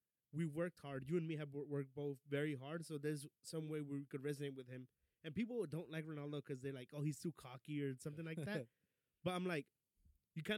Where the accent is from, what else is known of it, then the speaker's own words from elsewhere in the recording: Dallas, Texas, United States; I'm originally from Dallas, but both of my parents are Mexican